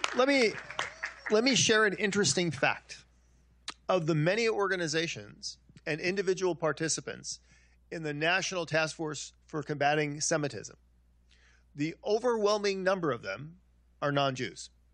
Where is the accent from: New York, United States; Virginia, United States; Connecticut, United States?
New York, United States; Long Island; I'm a Italian kid. I grew up in Long Island